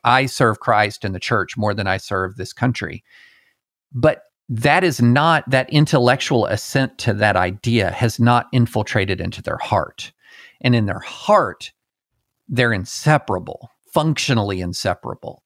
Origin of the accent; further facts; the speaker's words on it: the South, United States; also born or lived in Alabama / Tennessee / Kentucky; I grew up in the, in the South. I was born in Alabama, raised in Tennessee and Kentucky